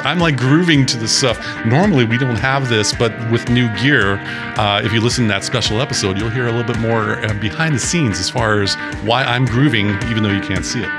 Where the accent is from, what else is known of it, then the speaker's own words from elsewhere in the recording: Sequim, Washington, United States; I grew up in Washington State. I grew up in Sequim